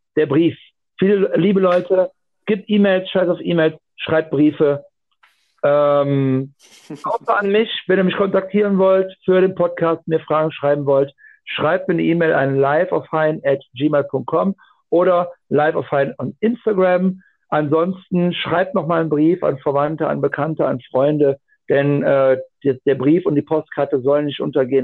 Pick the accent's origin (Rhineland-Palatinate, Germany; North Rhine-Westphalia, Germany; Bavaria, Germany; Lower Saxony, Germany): North Rhine-Westphalia, Germany; Aachen; ich komme aus dem Raum Aachen und äh, holländisch-belgische Grenze